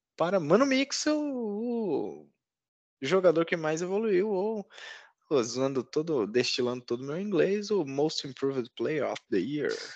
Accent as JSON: {"language": "Portuguese", "region": "Northeast Region", "country": "Brazil", "said": "como diz na minha terra, no Nordeste"}